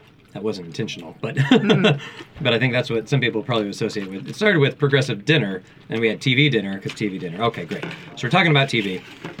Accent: Texas, United States; I grew up in Texas, with a certain kind of barbecue that turns out isn't actually Texan.

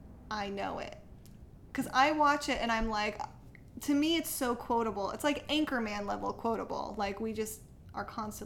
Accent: Bay Area, California, United States; I grew up in the Bay Area.

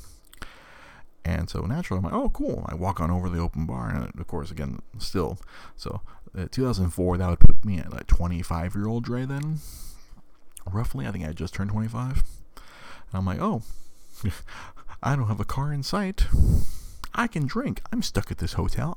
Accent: Monterey Park, California, United States; I grew up in Monterey fucking Park

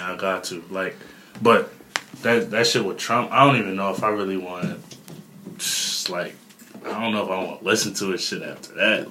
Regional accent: Philadelphia, Pennsylvania, United States; moved away; also born or lived in New Jersey; I'm from Philly, but I moved over to Jersey.

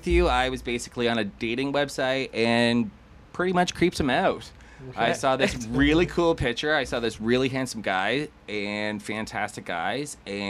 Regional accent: Peterborough, Ontario, Canada; Born and raised in Peterborough, you know, got a mother, brother, father, older brother, younger sister. I was the middle, misunderstood, neglected child, as everybody would say. High school here.

